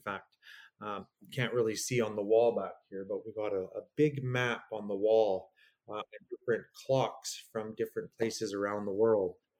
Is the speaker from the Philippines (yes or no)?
no; Stony Plain, Alberta, Canada; also born or lived in Edmonton; I grew up out in Stony Plain